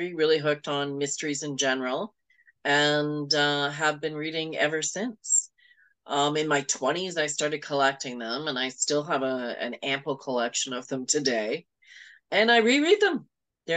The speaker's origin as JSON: {"language": "English", "town": "Toronto", "region": "Ontario", "country": "Canada", "tie": "born or raised there", "said": "I grew up in Toronto and I live in Toronto"}